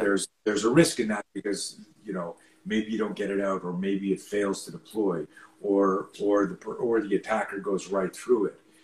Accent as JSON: {"language": "English", "country": "Canada", "tie": "born or raised there", "said": "I grew up in Canada"}